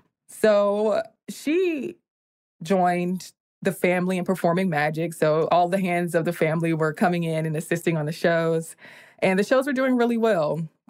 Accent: Columbia, South Carolina, United States; I'm from South Carolina, Columbia specifically.

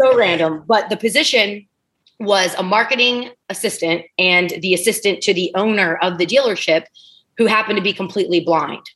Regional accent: East Liverpool, Ohio, United States; moved away as an adult; also born or lived in Pittsburgh, Pennsylvania / Los Angeles; now in Delray Beach, United States; I was born in Pittsburgh, Pennsylvania. I lived in Ohio for the first 20, probably 20 years of my life

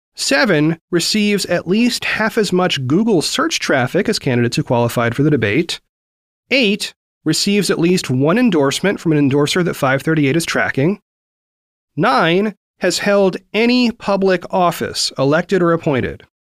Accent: Oregon, United States; Oregon, my home state

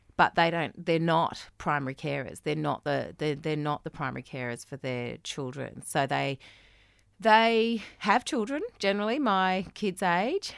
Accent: Australia; moved away; I felt as an Australian

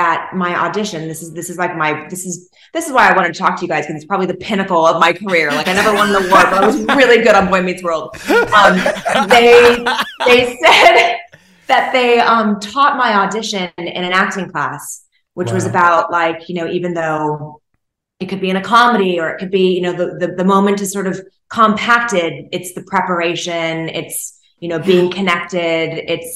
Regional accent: Los Angeles, California, United States; also born or lived in New York; I was from the Los Angeles area

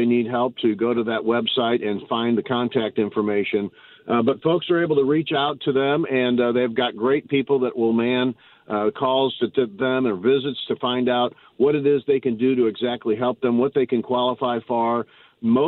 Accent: St. Louis, Missouri, United States; I grew up in North City, and so I'm from Baden and Walnut Park area

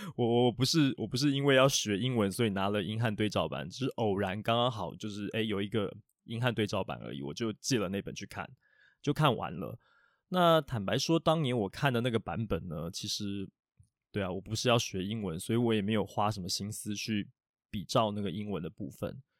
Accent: Taiwan; 我们台湾人会讲那个鬼头刀这种鱼啊

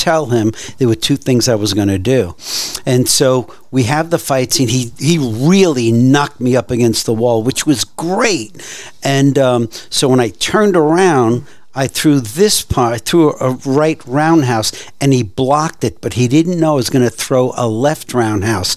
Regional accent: New York City, New York, United States; also born or lived in Vermont / Lake Tahoe; now in Fort Worth, United States; I grew up in Brooklyn. I was in gang fights.

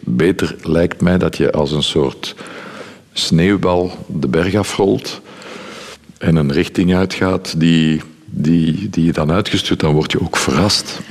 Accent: Brussels, Brussels-Capital Region, Belgium; ik ben Brusselaar, ik was niet, ik ben Brusselaar

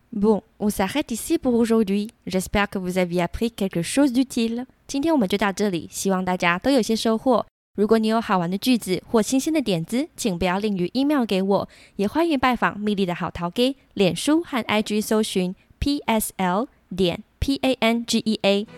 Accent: Taiwan; 像我这种土生土长台湾人

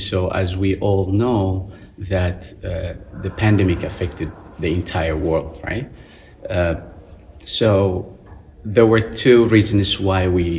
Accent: Wuhan, Hubei, China; English is a second language; moved away as an adult; now in Beijing, China; Then I moved to Beijing from my hometown, Wuhan.

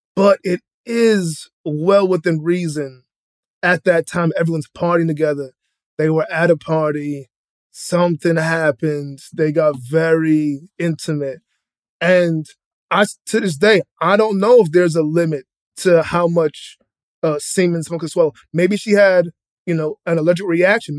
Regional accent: Boston, Massachusetts, United States; I'm from Boston, Dorchester

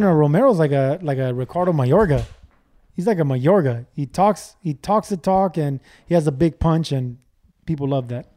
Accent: Los Angeles, California, United States; we grow up from nothing. I, I came from East L

